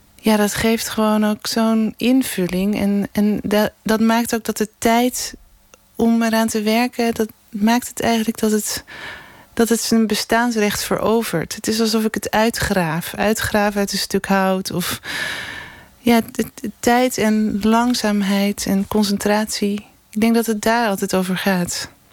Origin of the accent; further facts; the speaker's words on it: Amsterdam, North Holland, Netherlands; moved away; also born or lived in Scheveningen; ik ben eigenlijk een Amsterdamse hoor. Maar, ik ben echt naar Scheveningen gekomen voor de zee